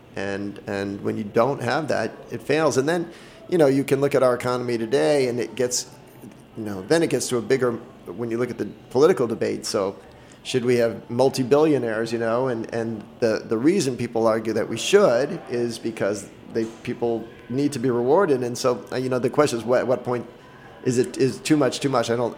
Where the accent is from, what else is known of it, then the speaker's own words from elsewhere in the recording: Boston, Massachusetts, United States; moved away as an adult; I grew up in Boston.